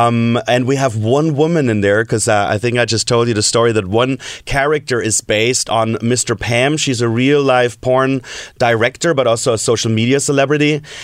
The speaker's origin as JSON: {"language": "English", "country": "Germany", "moved": "yes", "said": "I'm from Germany"}